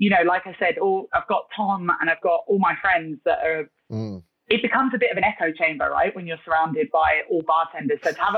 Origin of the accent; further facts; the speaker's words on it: London, United Kingdom; moved away as an adult; also born or lived in Thailand / South Korea; now in Hong Kong; I'm from London originally